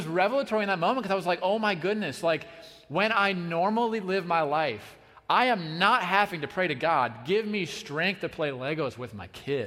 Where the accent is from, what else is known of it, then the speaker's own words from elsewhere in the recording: United States; American Christians